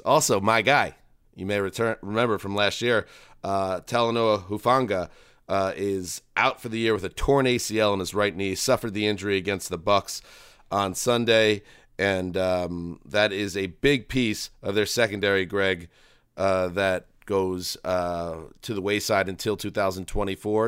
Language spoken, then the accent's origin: English; East Coast, United States; moved away; I grew up on the East Coast